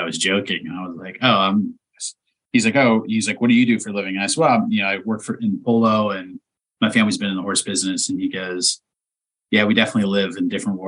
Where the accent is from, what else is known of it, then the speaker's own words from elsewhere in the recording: East Palestine, Ohio, United States; moved away; I'm from a town of 4,500 people, you know, that's my hometown